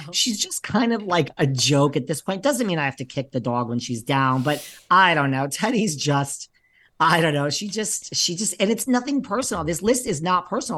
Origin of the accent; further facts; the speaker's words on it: New York, United States; I'm from New York